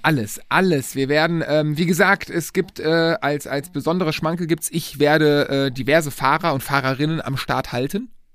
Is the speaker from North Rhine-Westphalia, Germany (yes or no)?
yes; Lohmar, North Rhine-Westphalia, Germany; sind dann nach Loma zurückgekommen, äh, mein Heimatdorf